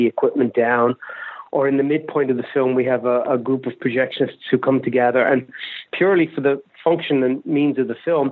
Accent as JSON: {"language": "English", "country": "Ireland", "tie": "born or raised there", "moved": "yes", "said": "I didn't grow up in America. I grew up in Ireland"}